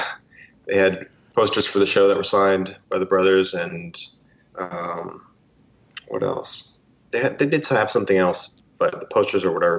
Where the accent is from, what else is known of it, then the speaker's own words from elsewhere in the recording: Canada; I'm Canadian